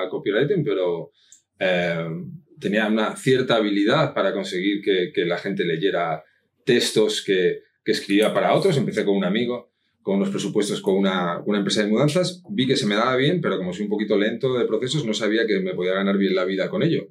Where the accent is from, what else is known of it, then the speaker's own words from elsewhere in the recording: Madrid, Community of Madrid, Spain; also born or lived in Asturias; now in Benalmádena, Spain; nací en Madrid